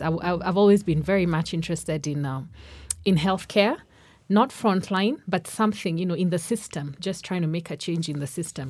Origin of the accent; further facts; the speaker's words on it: Nairobi, Kenya; also born or lived in Karatina, Nyeri, Kenya; I was born in Nairobi, but at that time we're living in, in Nyeri, in Karatina. But, uh, s, I think we left there when, when I was under five. So most of my life I've been in Nairobi